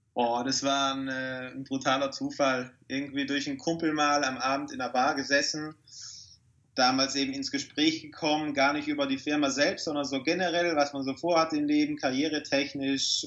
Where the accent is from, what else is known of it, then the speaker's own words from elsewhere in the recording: South Tyrol, Trentino-Alto Adige, Italy; Typisch als Südtiroler hier in den Bergen